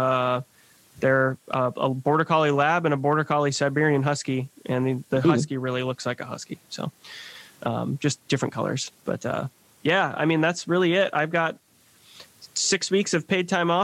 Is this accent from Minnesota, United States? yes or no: yes; Rochester, Minnesota, United States; we're from Rochester, Minnesota